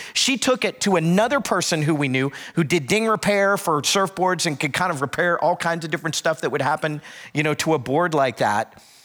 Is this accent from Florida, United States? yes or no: yes; South Florida, United States; moved away; I grew up in South Florida